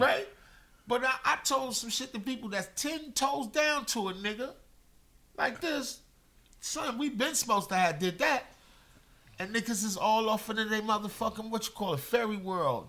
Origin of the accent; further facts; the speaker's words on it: New York City, New York, United States; I'm from Brooklyn. I I grew up out in the streets.